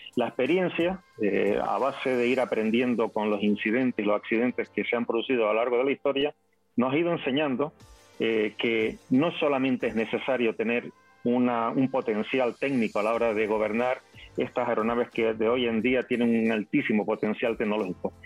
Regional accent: Fuerteventura, Canary Islands, Spain; yo nací en una bonita isla que se llama Fuerteventura, que yo vivo actualmente en el archipiélago de las Islas Canarias

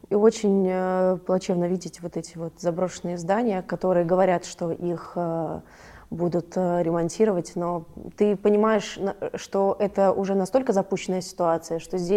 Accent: Vyborg, Leningrad Oblast, Russia; я сама уроженка города Выборга

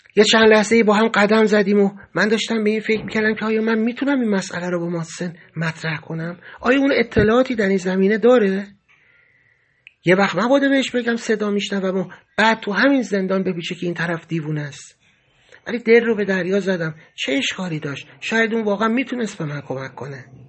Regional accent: Iran; moved away; گفتم ایرانی

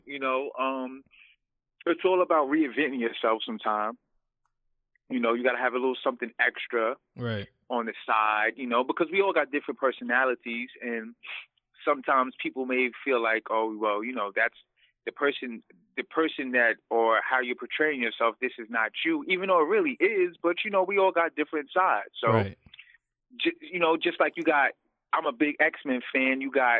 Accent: the South, United States; I'm from the South. We're from the South.

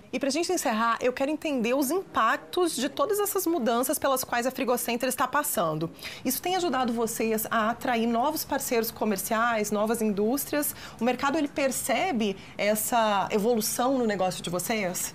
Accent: Rio Grande do Sul, Brazil; now in Minas Gerais, Brazil; Eu, como gaúcha que mora aqui em Minas

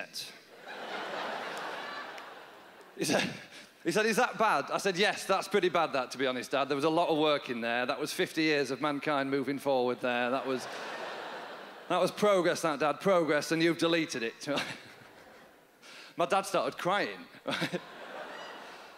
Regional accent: Yorkshire and the Humber, United Kingdom; accent: North of England; moved away; I'm from Yorkshire in England. That's where my family are from.

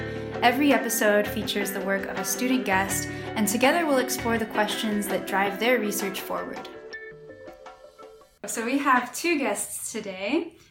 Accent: United States; I'm from the US

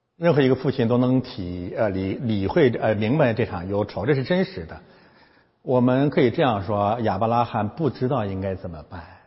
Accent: China; 我们中国人

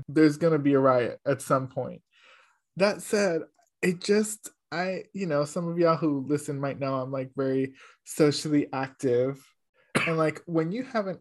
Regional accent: New York City, New York, United States; I'm from Carver Houses.

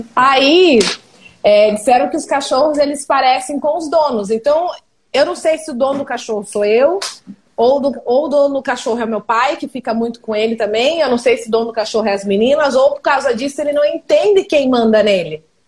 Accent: Ponta Grossa, Paraná, Brazil; eu não sou de Curitiba, eu sou de Ponta Grossa, que é pertinho de Curitiba

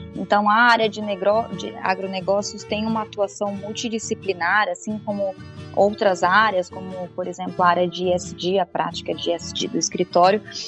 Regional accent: Campo Grande, Mato Grosso do Sul, Brazil; eu sou de Mato Grosso do Sul, então ah, sou é? em Campo Grande, exato, sou de lá

